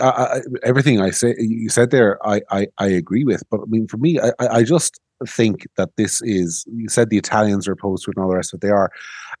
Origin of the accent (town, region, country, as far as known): Ireland